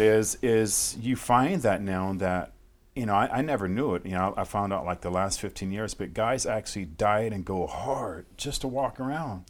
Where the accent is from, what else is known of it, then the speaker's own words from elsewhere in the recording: Fresno, California, United States; moved away; I grew up in Fresno, uh, California